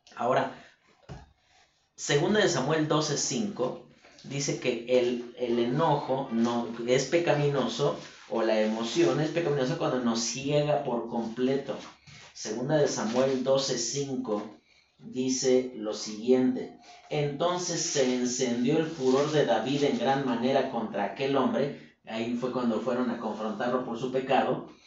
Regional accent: Mexico; nosotros como mexicanos

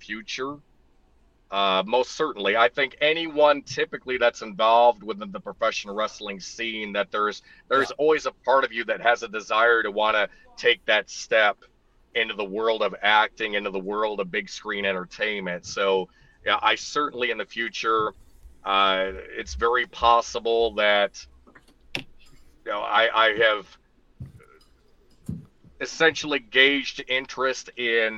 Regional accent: upstate New York, United States; now in Cincinnati, United States; I am originally from upstate New York

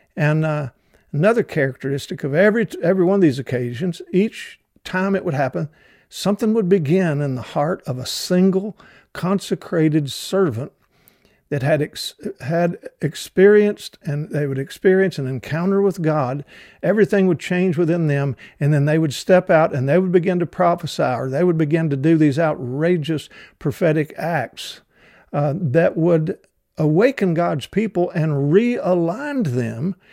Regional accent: the South, United States; accent: southern; with my southern accent

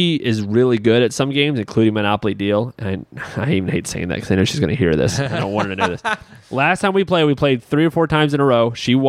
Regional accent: Baltimore, Maryland, United States; We're from Baltimore, big Ravens fans

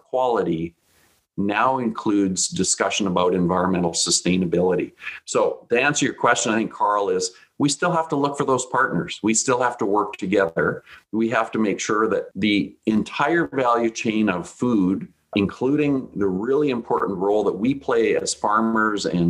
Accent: south of Regina, Saskatchewan, Canada; I grew up in Saskatchewan, we had land on our farm

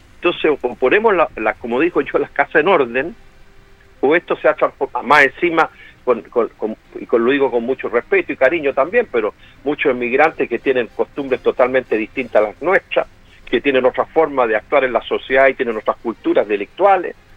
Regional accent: Santiago, Santiago Metropolitan Region, Chile; yo salí del Instituto Nacional

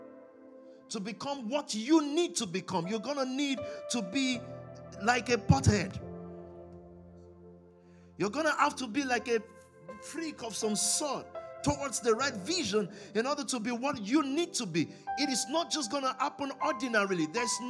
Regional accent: Nigeria; I'm from Nigeria. I'm African. But I'm from Nigeria. Precisely from the Yoruba tribe.

